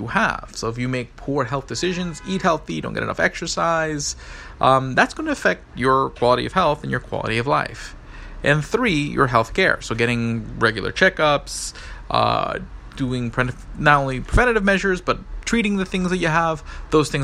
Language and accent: English; United States; I'm from the United States